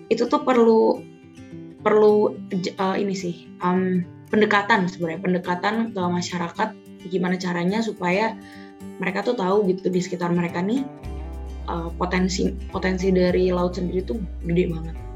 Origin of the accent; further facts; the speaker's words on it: Bogor, West Java, Indonesia; now in Bali, Indonesia; aku aku tuh nggak nggak kenal aku loh dari Bogor datang ke Bali belajar gitu di sini aku tuh nggak kenal laut sama sekali